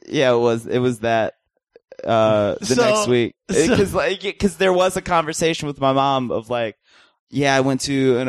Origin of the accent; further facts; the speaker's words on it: Fairfax, Virginia, United States; now in Los Angeles, United States; I'm from Fairfax, Virginia.